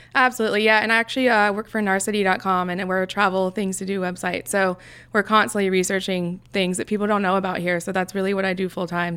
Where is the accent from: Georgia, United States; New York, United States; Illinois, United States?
Georgia, United States; Alpharetta; I grew up in Alpharetta. It's about thirty minutes north of here.